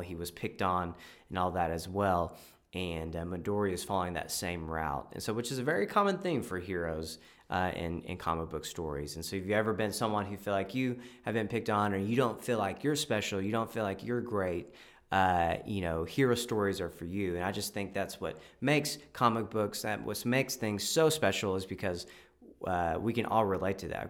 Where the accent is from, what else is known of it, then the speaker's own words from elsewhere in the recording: Texas, United States; I'm from Texas